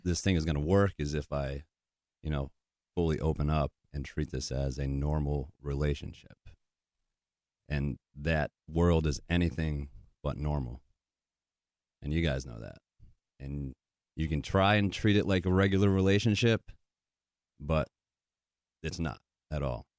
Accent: Connecticut, United States; moved away as an adult; also born or lived in New Hampshire / Wisconsin / Michigan / Nashville, Tennessee; I've always been a small town guy, grew up in Connecticut, went to school up in New Hampshire

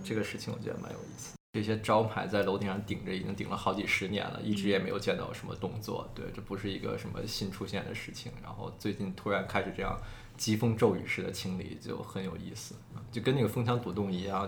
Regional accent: Beijing, China; now in New York, United States; 我本身是北京人

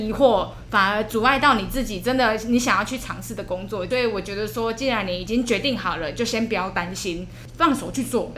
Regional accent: Yilan County, Taiwan; 我本来是先考虑是在我的家乡，嗯。我的宜兰那边工作

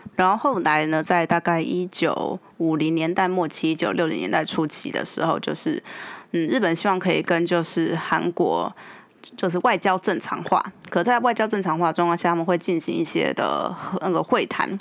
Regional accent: Taiwan; 我们台湾人其实，嗯，也是经历了一个，就日本的殖民

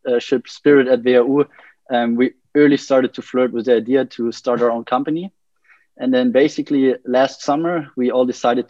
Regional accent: Munich, Bavaria, Germany; I'm from Munich, 24 years old.

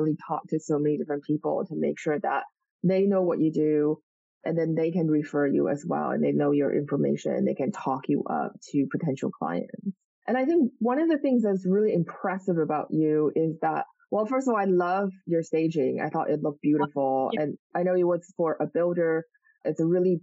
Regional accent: Taiwan; I'm from Taiwan and I live in Taiwan at the moment

